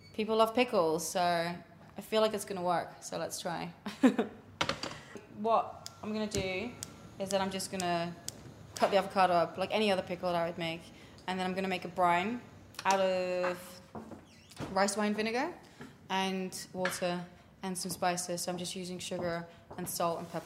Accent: Netherlands; moved away as an adult; now in London, United Kingdom; I grew up in Holland and grew up around pickles

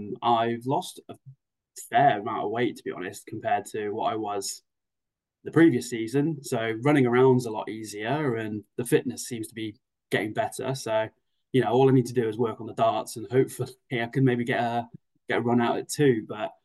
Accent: England, United Kingdom; Unfortunately, I am full English as far as I go, so it's not something for me to celebrate.

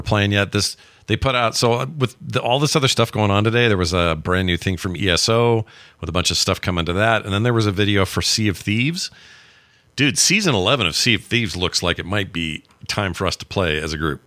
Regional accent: Utah, United States; my home state

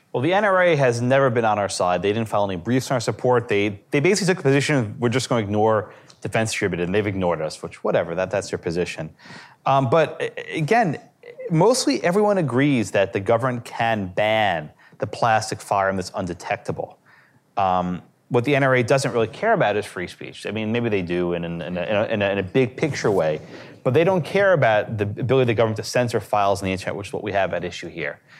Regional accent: New York City, New York, United States; I grew up in New York City

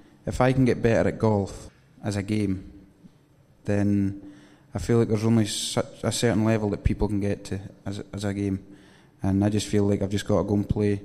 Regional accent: Oban, Scotland, United Kingdom; moved away as an adult; also born or lived in Louisiana; I've been brought up... obviously in Oban. I lived on the golf course

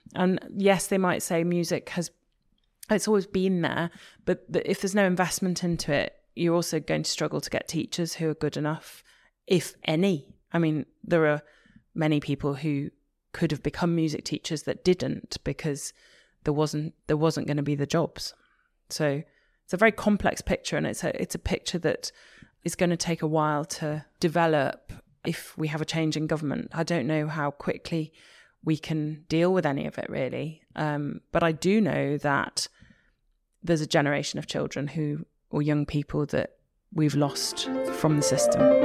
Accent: Liverpool, North West England, United Kingdom; I'm from Liverpool

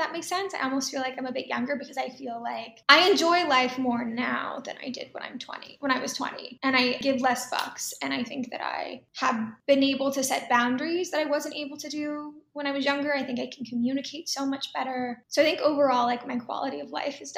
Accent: Dallas, Texas, United States; moved away; also born or lived in Tokyo, Japan / New York City; growing up in Texas

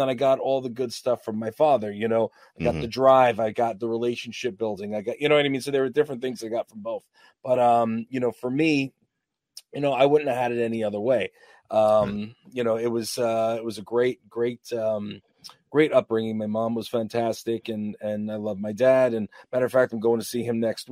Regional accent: Uniondale, New York, United States; I'm New York. I'm Long Island

